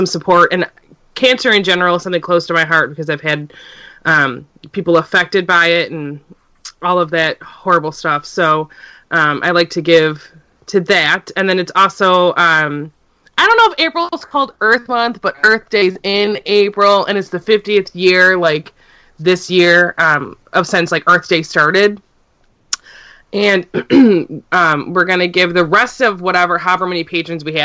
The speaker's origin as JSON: {"language": "English", "town": "Cleveland", "region": "Ohio", "country": "United States", "tie": "born or raised there", "said": "I'm from Cleveland, and about a 10-minute drive north, I hit a Great Lake. We are on Lake Erie, and it's something close to my heart, because I've grown up obviously being near Lake Erie"}